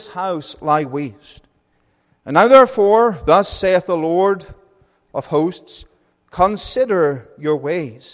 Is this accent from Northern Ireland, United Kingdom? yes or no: yes; Northern Ireland, United Kingdom; accent: Northern Irish; moved away as an adult; also born or lived in Wales / England; now in Calgary, Canada; I went from being Northern Irish to Welsh to English and back to being Northern Irish.